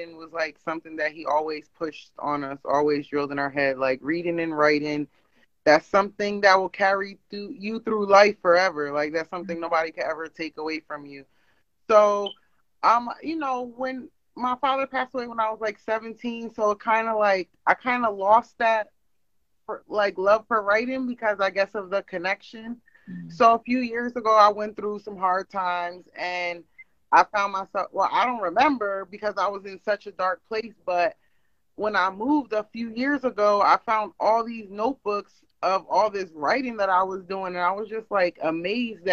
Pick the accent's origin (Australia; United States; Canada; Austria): United States; Pennsylvania; I'm from Pennsylvania.